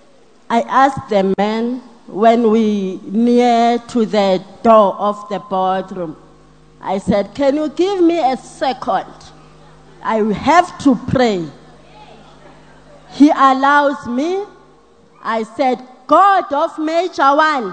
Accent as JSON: {"language": "English", "region": "Eastern Cape", "country": "South Africa", "moved": "yes", "lives_now": "Soweto, South Africa", "said": "I'm from Eastern Cape, but I'm Soweto."}